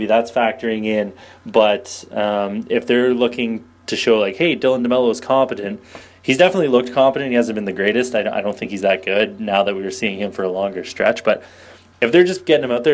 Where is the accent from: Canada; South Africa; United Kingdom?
Canada; I'm Canadian